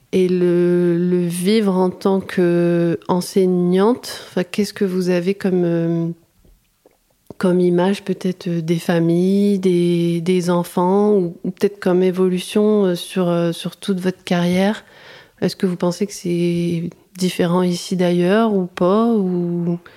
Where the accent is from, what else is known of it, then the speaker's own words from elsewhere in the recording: Arras, Hauts-de-France, France; born there; Euh, moi je suis née sur Arras